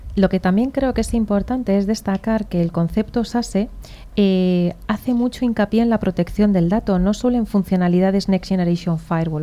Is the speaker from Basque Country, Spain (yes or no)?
yes; Basque Country, Spain; moved away; Yo soy vasca